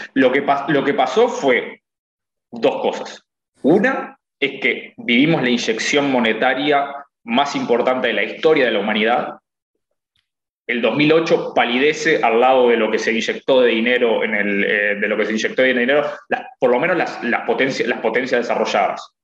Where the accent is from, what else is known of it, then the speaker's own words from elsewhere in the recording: Uruguay; moved away; gente que somos uruguayos